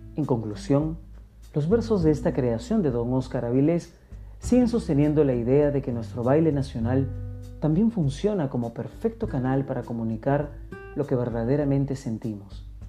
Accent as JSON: {"language": "Spanish", "country": "Peru", "said": "nuestro Perú"}